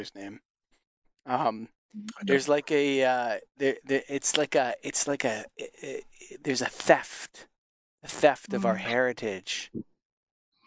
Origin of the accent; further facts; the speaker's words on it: Canada; as a Canadian that grew up in going to the wilderness all the time